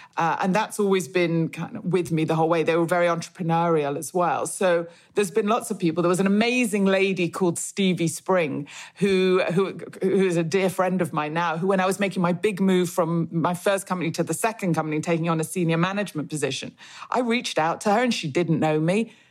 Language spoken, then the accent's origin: English; Manchester, North West England, United Kingdom; I grew up in Manchester